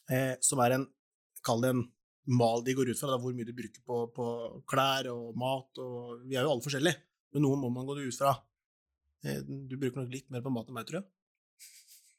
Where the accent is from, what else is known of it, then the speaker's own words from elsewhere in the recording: Porsgrunn, Telemark, Norway; Jeg hadde et rom på Stridsklev der jeg er fra, da, i Porsgrunn.